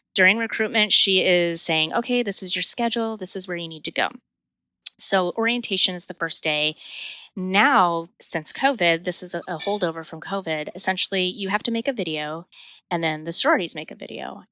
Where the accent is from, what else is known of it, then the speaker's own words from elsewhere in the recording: El Paso, Texas, United States; I grew up in El Paso, Texas on the border.